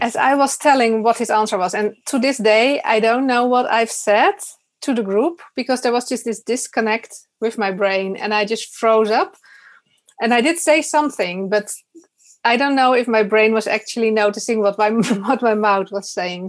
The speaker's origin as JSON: {"language": "English", "country": "Netherlands", "also_born_or_lived": "Utrecht", "said": "I'm from the Netherlands."}